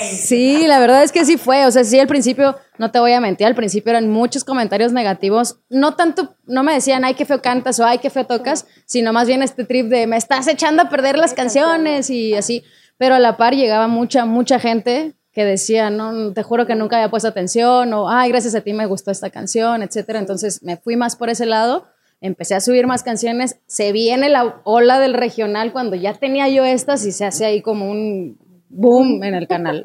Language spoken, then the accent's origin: Spanish; Chihuahua, Mexico; yo soy de Chihuahua